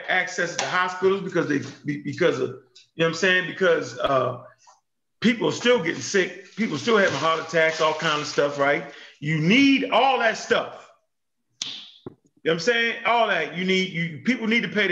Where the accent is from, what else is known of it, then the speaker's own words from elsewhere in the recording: United States; So being an American